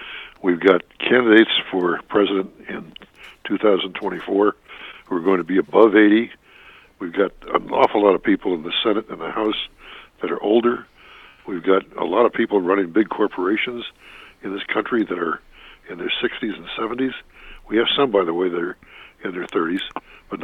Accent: Columbus, Ohio, United States; I grew up in Columbus, Ohio

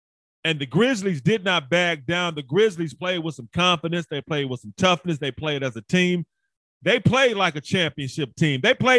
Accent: Memphis, Tennessee, United States; you should know that I'm from Memphis. I'm from big old Memphis. I'm from big Memphis.

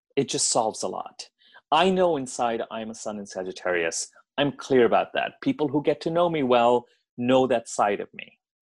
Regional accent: Delhi, India; moved away as an adult; now in United States; I grew up in Delhi. I grew up in India. I was there till I was 17. And then I came to the States to go to college

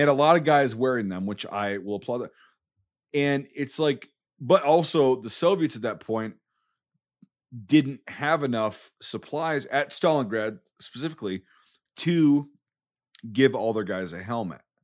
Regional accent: United States; as an American

